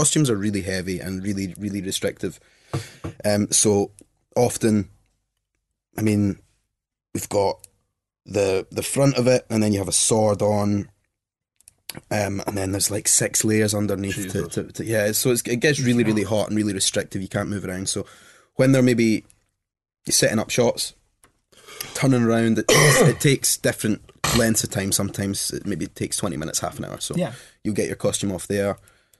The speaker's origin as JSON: {"language": "English", "town": "Glasgow", "region": "Scotland", "country": "United Kingdom", "said": "I come from Glasgow. You come from these working class cities."}